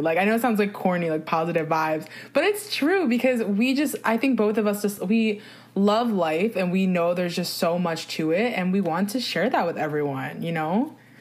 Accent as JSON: {"language": "English", "region": "New Jersey", "country": "United States", "said": "I'm from New Jersey"}